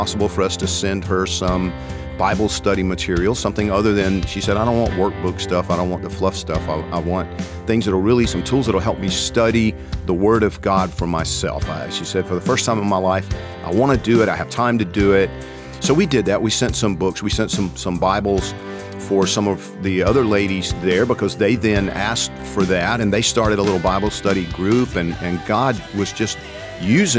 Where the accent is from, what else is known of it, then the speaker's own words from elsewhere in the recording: Georgia, United States; I'm from Georgia